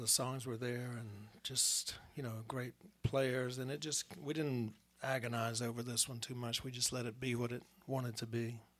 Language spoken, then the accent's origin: English; Jesup, Georgia, United States; now in Athens, United States; Yeah, I grew up in South Georgia down near Savannah and Jessup. So, but I moved up to Athens pretty quick.